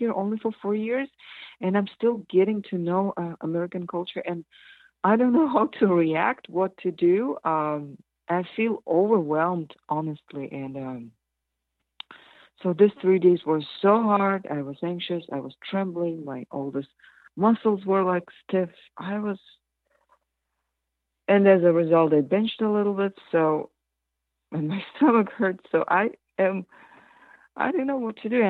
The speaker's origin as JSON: {"language": "English", "country": "Kazakhstan", "tie": "born or raised there", "moved": "yes", "said": "When I was 7, I'm from Kazakhstan, but we were part of Soviet Union"}